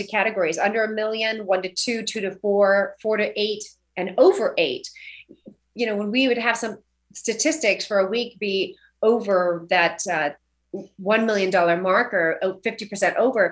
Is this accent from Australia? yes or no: no; Orcutt, California, United States; also born or lived in Santa Ynez Valley / Napa; now in Santa Barbara, United States; I'm from a little town called Old Orchid, so that's North Santa Barbara County, and grew up on 3.5 acres